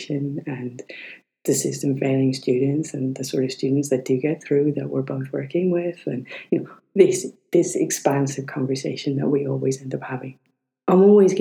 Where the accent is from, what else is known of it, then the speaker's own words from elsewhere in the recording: Ireland; We're both Irish